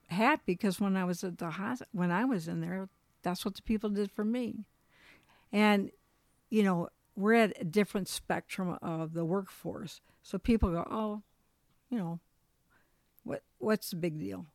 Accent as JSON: {"language": "English", "region": "Michigan", "country": "United States", "also_born_or_lived": "Colorado", "moved": "as an adult", "said": "We moved back to, we're from Michigan, but we lived in Colorado, moved back to Michigan."}